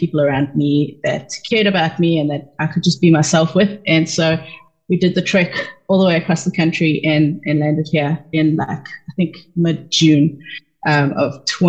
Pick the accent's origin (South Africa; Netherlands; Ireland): South Africa; moved away as an adult; now in United States; And we moved to the US from South Africa like 2015, I think, 2014.